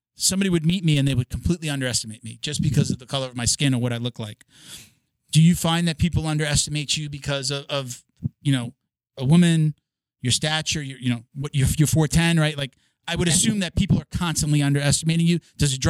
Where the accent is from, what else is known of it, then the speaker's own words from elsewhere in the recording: Long Island, New York, United States; I was a little brown boy, Puerto Rican boy, growing up on Long Island. There weren't many people that looked like me.